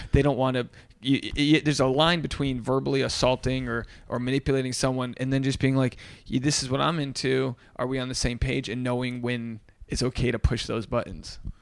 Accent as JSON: {"language": "English", "region": "Rhode Island", "country": "United States", "said": "I'm from Rhode Island, but I, so I didn't come up in the Boston community"}